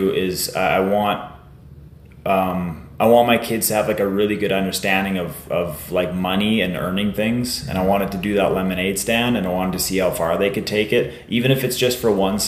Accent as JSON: {"language": "English", "town": "Warman", "region": "Saskatchewan", "country": "Canada", "tie": "born or raised there", "said": "I grew up in Warman."}